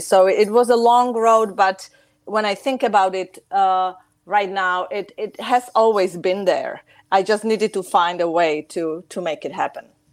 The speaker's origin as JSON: {"language": "English", "town": "Chicago", "region": "Illinois", "country": "United States", "tie": "born or raised there", "also_born_or_lived": "Czech Republic", "moved": "as an adult", "lives_now": "Prague, Czech Republic", "said": "I've spent most of my life um, in Chicago, United States"}